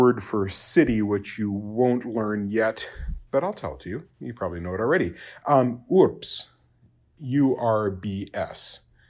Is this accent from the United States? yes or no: no; Japan; it's a sound that I grew up in Japan, and you have that tap R in Japanese, and so it's very easy for me to do it.